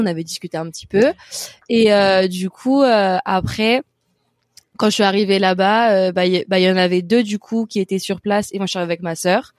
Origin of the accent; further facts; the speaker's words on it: Paris, Île-de-France, France; moved away as an adult; also born or lived in Brest; now in Dublin, Ireland; je suis née à Brest, mais j'ai vécu toute ma vie à Paris